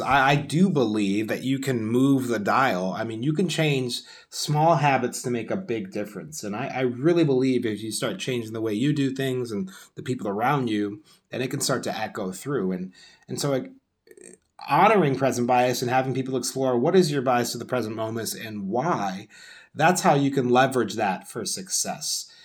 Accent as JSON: {"language": "English", "country": "United States"}